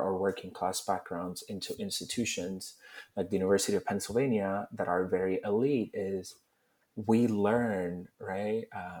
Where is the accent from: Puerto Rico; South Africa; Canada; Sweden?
Puerto Rico; had I grown up the same way I grew up in Puerto Rico, but in Philly